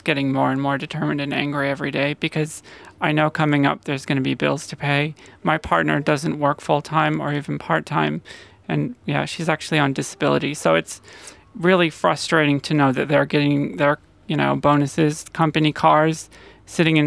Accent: United States; now in Australia; I'm from America originally

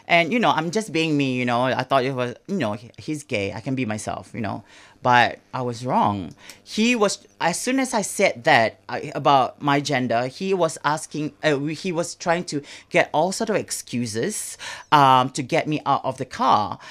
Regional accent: Singapore; moved away; back in Singapore

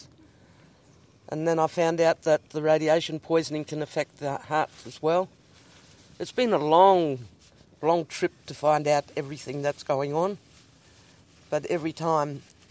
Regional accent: Koonibba Mission, South Australia, Australia; now in Ceduna, Australia; I was born on the Kuniba Mission in 1951.

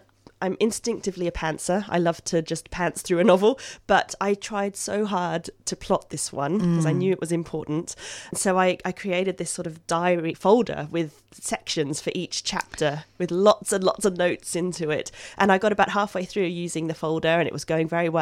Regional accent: Melbourne, Victoria, Australia; now in London, United Kingdom; I grew up in Melbourne

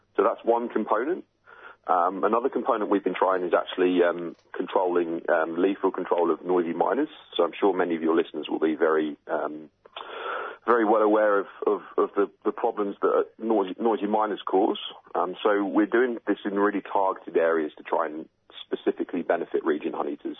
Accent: United Kingdom; now in Australia; as you can tell from my accent, I'm obviously originally from the UK.

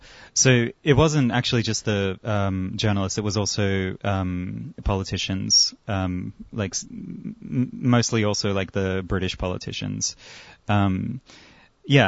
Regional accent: Armenia; also born or lived in Europe; now in Australia; I myself am Armenian. I am an immigrant from Armenia. I am also an anarchist communist, and I've been organizing here and in Europe and in Armenia for the past 6 or 7 years.

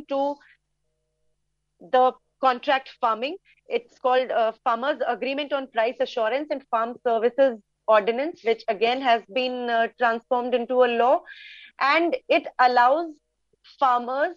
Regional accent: India; I'm from India.

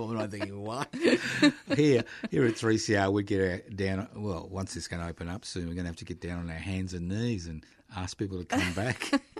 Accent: Brisbane, Queensland, Australia; I was born in Brisbane.

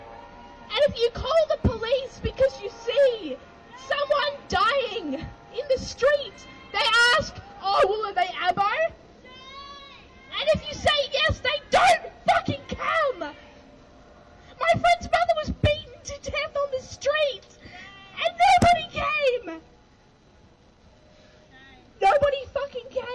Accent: Australia; I grew up in Wurundjeri country

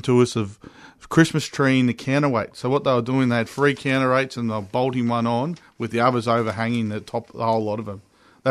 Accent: Victoria, Australia; also born or lived in Queensland; I am from Victoria.

